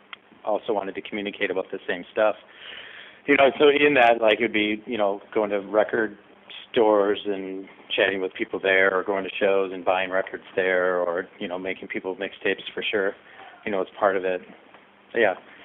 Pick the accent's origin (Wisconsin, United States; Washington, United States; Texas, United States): Wisconsin, United States; Milwaukee; it's the sort of vibe of with Milwaukee is that you're working really hard to do something here with your friends